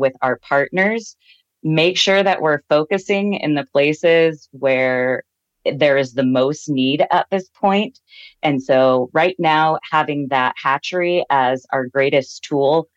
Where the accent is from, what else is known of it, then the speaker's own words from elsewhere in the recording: the Ozarks, Southwest Missouri, United States; now in Klamath Falls area, United States; I'm from the Ozarks, Southwest Missouri